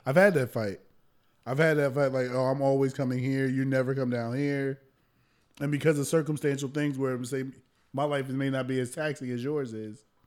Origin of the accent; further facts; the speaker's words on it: New Jersey, United States; I'm from Jersey